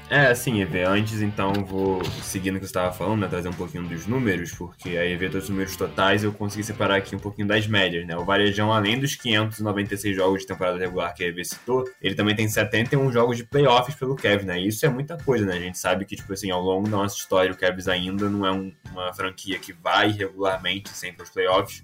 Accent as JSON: {"language": "Portuguese", "region": "Rio de Janeiro", "country": "Brazil", "said": "eu sou do Rio de Janeiro"}